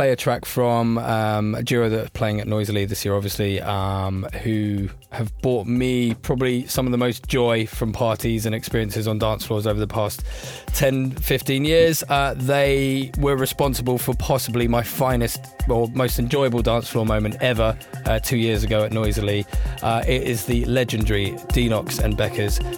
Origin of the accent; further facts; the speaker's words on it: Oldham, North West England, United Kingdom; I'm from Oldham. It's just north of Manchester, actually.